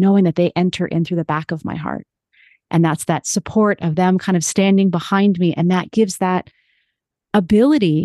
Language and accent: English; United States; as an American